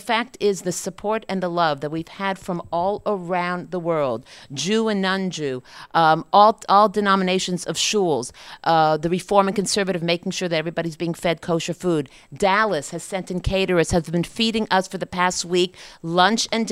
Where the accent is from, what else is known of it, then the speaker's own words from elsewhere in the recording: Montreal, Quebec, Canada; I'm a Canadian, Montreal, Canada